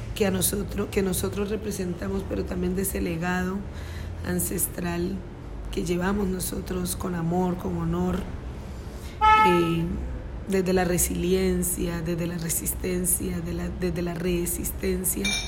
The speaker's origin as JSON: {"language": "Spanish", "town": "Timbiquí", "region": "Cauca", "country": "Colombia", "tie": "born or raised there", "moved": "yes", "lives_now": "Cali, Colombia", "said": "yo me crié en Timbiquí"}